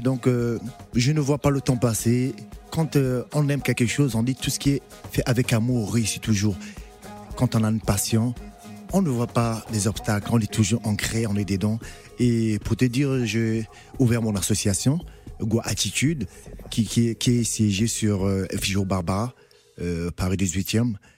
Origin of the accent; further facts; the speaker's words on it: Republic of the Congo; en tant que Congolais, on a la rumba qui est là déjà de la base